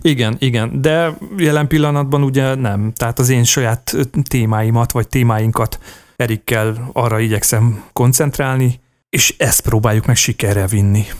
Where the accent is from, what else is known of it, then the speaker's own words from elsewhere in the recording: Komló, Baranya, Hungary; moved away; akkor még Komlón laktam, mert hogy komlói születésű vagyok